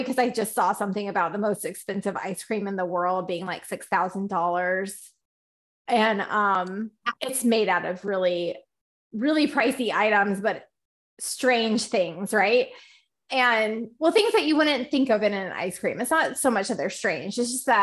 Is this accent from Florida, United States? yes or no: no; Charlotte, North Carolina, United States; moved away; I grew up in Charlotte